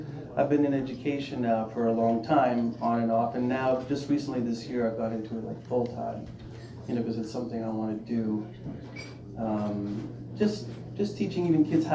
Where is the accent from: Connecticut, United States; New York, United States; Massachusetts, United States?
New York, United States; New York City; the neighborhood where I grew up in Queens, Jamaica, Queens.